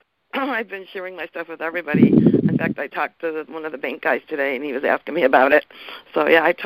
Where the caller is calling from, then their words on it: Portland, Oregon, United States; from Portland, Oregon.